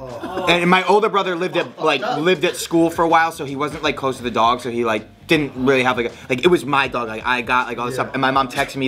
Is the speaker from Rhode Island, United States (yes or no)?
yes; Providence, Rhode Island, United States; I grew up in Rhode Island. Providence, Rhode Island.